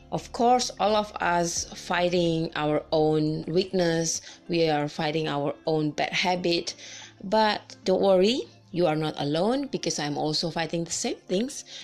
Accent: Indonesia; English is a second language; from Indonesia.

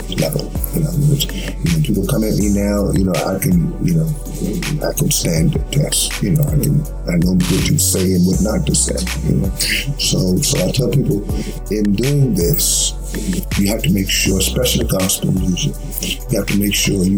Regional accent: Virginia, United States; my hometown, you know, in Virginia

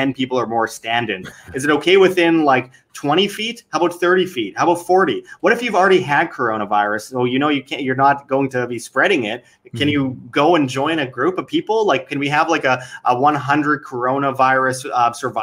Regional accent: Winnipeg, Manitoba, Canada; my hometown of Winnipeg, Canada

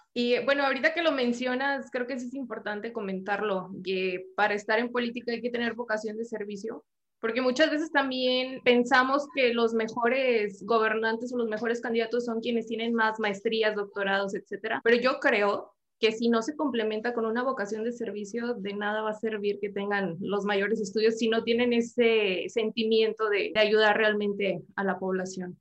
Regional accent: Nuevo León, Mexico; yo soy de aquí de Nuevo León

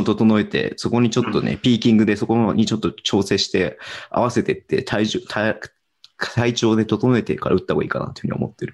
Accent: Hokkaido, Japan; 北海道民

